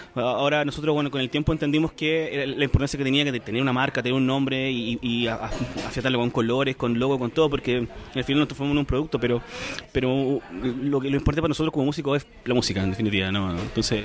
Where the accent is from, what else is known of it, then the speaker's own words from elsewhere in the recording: Chile; yo soy de Chile